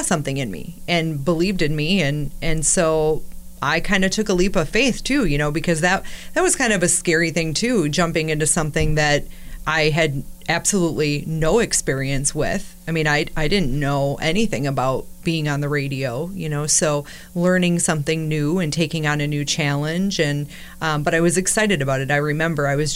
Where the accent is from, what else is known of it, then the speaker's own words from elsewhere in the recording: La Crosse, Wisconsin, United States; I'm from La Crosse. You know, I grew up here and listened to Z93 my whole life